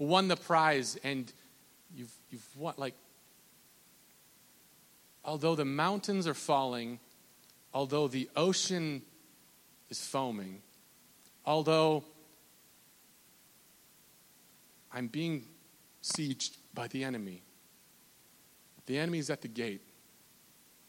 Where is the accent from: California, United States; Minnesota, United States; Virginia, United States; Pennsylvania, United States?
Minnesota, United States; I'm from Minnesota